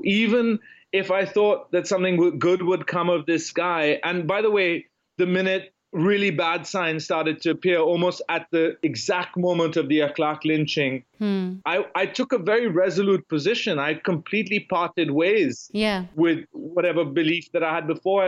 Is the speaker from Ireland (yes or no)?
no; India; moved away as an adult; now in United States; It's the country where I've lived most of my life. It's where I returned after college